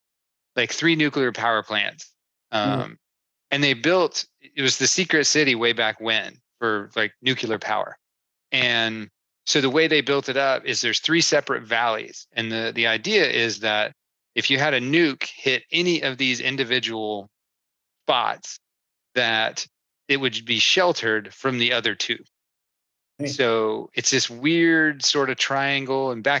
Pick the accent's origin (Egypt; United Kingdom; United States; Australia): United States; Oak Ridge, Tennessee; I grew up in East Tennessee, actually, a little bitty town called Oak Ridge.